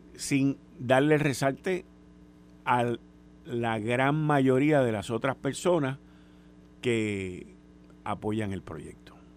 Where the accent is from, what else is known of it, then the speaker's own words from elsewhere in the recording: Puerto Rico; como puertorriqueño